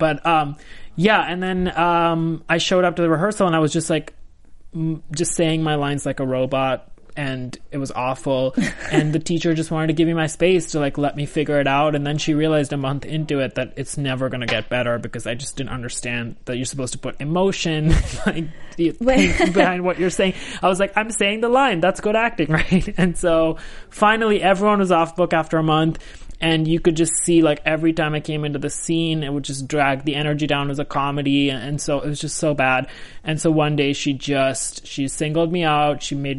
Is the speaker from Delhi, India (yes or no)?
yes; New Delhi, Delhi, India; moved away as an adult; now in United States; I was born in India, New Delhi. Shocking. Shocking. How did I survive? I lived there for 18 years.